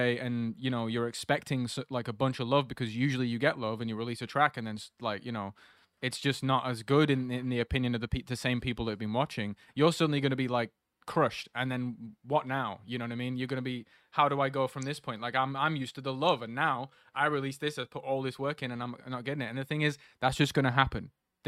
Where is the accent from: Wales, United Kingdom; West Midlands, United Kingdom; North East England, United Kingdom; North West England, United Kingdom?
North West England, United Kingdom; Preston; Even if I'm literally at a club in Preston, they're like, oh, where are you from? And I'm like, Preston. Like, oh, wait, have you lived here your whole life? I'm like, yeah.